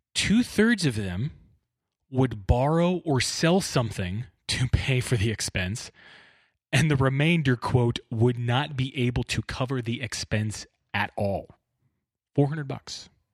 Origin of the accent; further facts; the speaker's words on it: Bakersfield, California, United States; I grew up in Bakersfield